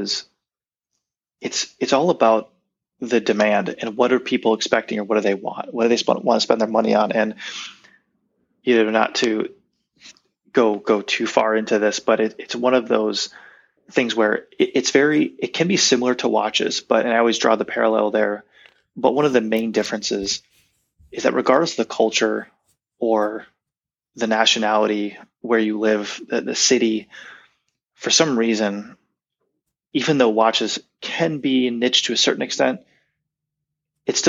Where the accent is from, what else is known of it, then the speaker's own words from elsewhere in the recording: United States; being American